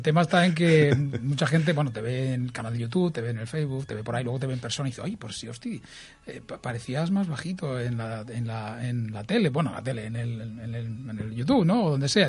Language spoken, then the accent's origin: Spanish; Santa Coloma de Gramenet, Catalonia, Spain; soy un tío de Santa Coloma, sencillo, familia humilde